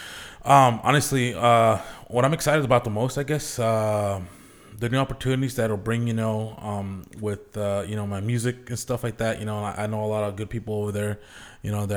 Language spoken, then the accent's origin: English; Zillah, Washington, United States; moved away as an adult; also born or lived in Buena, Washington / Tri-Cities, Washington; now in Portland, United States; I grew up in the Valley over in Zilla, graduated there back in 05